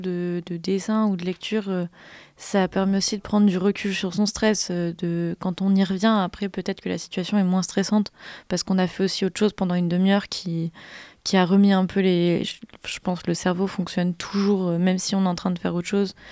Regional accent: Grenoble, Auvergne-Rhône-Alpes, France; je viens de Grenoble

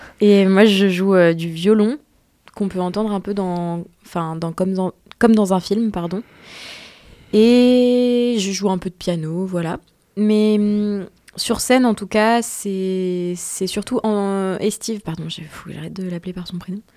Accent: Grenoble, Auvergne-Rhône-Alpes, France; now in Paris, France; on vient tous les deux de Grenoble

